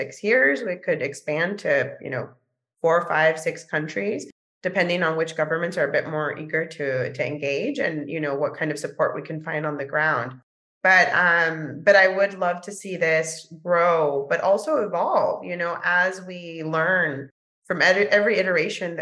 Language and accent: English; San Diego, California, United States; also born or lived in Mexico; now in New York, United States; I grew up in San Diego, California, in a multilingual, multicultural home.